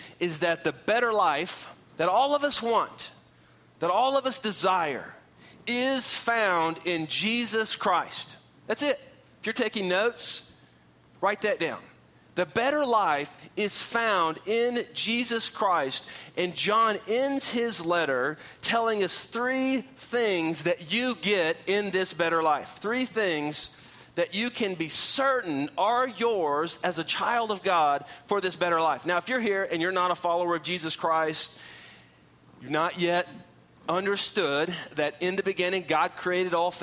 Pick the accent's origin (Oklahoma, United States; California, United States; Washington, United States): Oklahoma, United States; also born or lived in San Antonio; now in Texas, United States; I grew up in Oklahoma